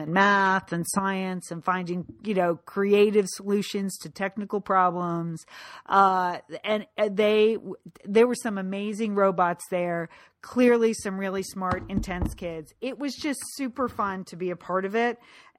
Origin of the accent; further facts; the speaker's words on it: Pasadena, California, United States; I'm from Pasadena, California.